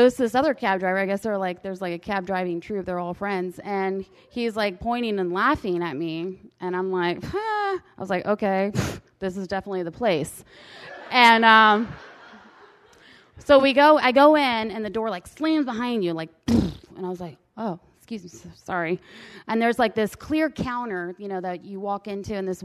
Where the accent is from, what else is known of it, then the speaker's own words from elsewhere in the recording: United States; I'm American